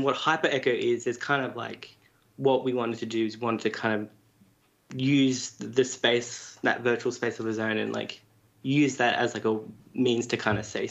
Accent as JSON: {"language": "English", "town": "Sydney", "region": "New South Wales", "country": "Australia", "moved": "as an adult", "lives_now": "Melbourne, Australia", "said": "I'm originally from Sydney, but I moved to Melbourne, say, 2016. Probably been here for about 6 or 7 years now"}